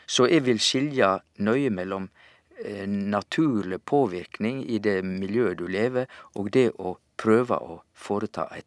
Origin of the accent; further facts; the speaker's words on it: Vestland, Norway; accent: Sogn dialect; now in Sørlandet, Norway; Vi har altså en, en skala, og min skala er fra sognemål, sognamål, til nynorsk, der jeg eh, går att og fram.